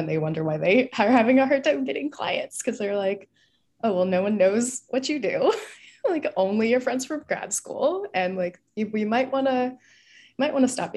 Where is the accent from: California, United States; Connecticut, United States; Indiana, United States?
California, United States; Bakersfield; now in San Francisco, United States; I am thoroughly a West Coaster, born and raised in California. I've been here most of my life, currently based in San Francisco